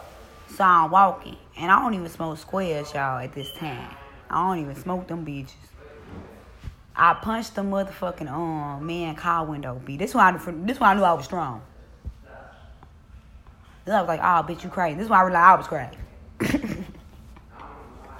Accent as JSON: {"language": "English", "region": "Mississippi", "country": "United States", "said": "I'm from Mississippi."}